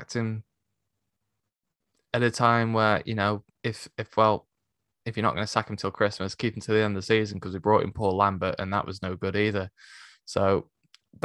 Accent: Stoke-on-Trent, West Midlands, United Kingdom; moved away as an adult; now in Solihull, United Kingdom; I was born and raised in Stoke, but I now live in, well, I now live in Solihull

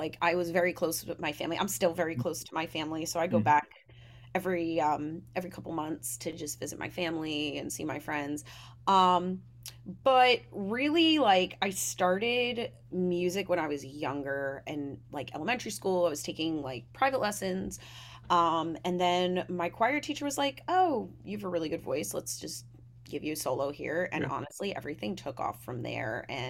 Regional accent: Long Island, New York, United States; Long Island is its own breed. Like, if you're not from there, some people are just like, oh, I don't get it.

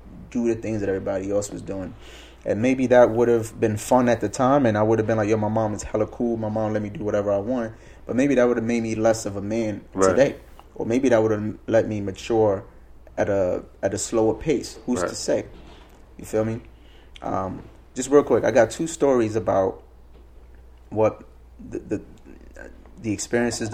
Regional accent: New York, United States; I'm growing up in America, right? So I'm in New York.

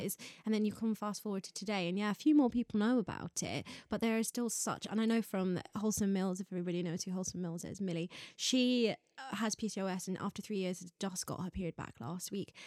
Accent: Ireland; now in United Kingdom; I grew up in Ireland

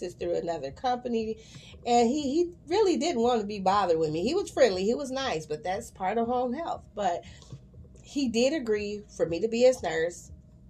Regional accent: Chicago, Illinois, United States; I love my city. I'm from Chicago. Shy till

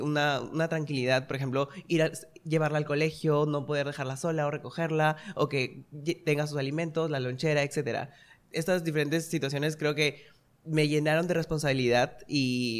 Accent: Chiclayo, Lambayeque, Peru; moved away; yo soy de Chiclayo, nací en la ciudad de Chiclayo

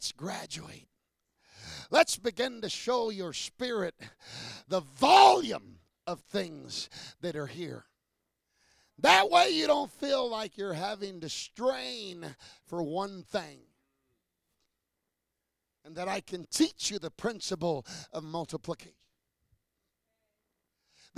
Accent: United States; I'm American

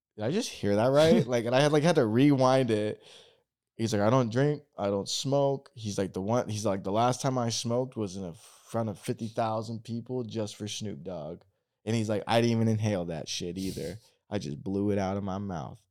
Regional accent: Oregon, United States; moved away; I'm from Oregon

